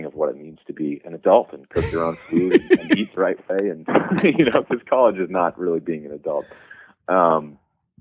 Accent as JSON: {"language": "English", "region": "New Hampshire", "country": "United States", "tie": "born or raised there", "also_born_or_lived": "Washington, D.C.", "moved": "as an adult", "said": "I grew up in New Hampshire, where it's the middle of nowhere."}